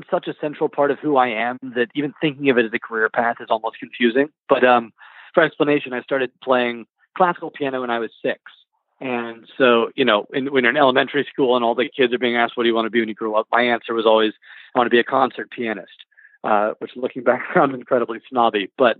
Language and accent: English; Louisville, Kentucky, United States; Yeah, I'm from Louisville.